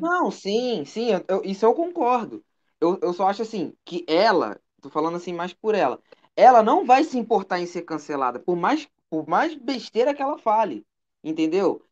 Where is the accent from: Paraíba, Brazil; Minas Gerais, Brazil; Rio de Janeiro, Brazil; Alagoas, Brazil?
Rio de Janeiro, Brazil; Nova Iguaçu; Eu sou da, eu sou da Baixada, sou de Nova Iguaçu